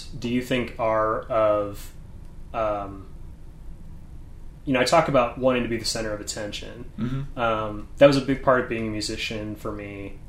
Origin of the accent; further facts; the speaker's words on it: St. Louis, Missouri, United States; But I came from St. Louis, and St. Louis is so anti-art and so anti-community and so anti-trying things with each other